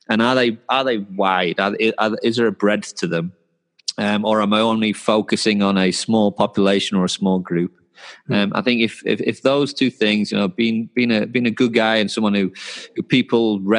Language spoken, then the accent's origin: English; England, United Kingdom; I'm English, right?